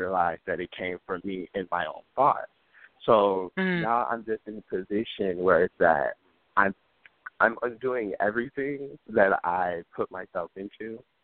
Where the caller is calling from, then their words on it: Chicago, Illinois, United States; I'm calling from Chicago, Illinois.